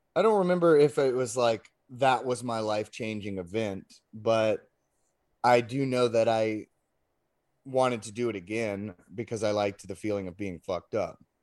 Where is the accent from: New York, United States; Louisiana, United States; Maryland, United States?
Louisiana, United States; Lafayette; I was born in Lafayette